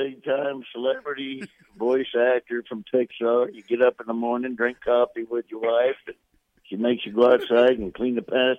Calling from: Maui, Hawaii, United States; I'm calling from Maui, Hawaii.

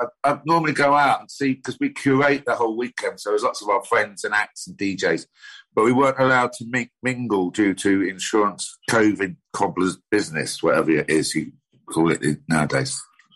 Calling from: Whitstable, South East England, United Kingdom; I'm in Whitstable, down by the seaside.

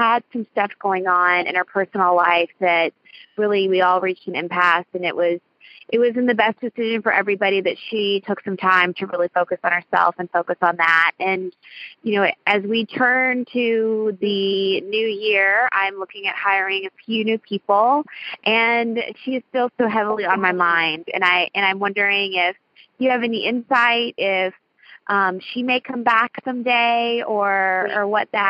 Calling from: Louisville, Kentucky, United States; I am calling from Louisville, Kentucky tonight.

